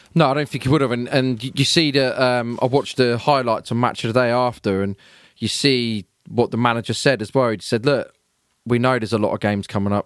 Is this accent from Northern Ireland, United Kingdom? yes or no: no; Peterborough, East of England, United Kingdom; growing up in Peterborough, my family were the only Chelsea fans.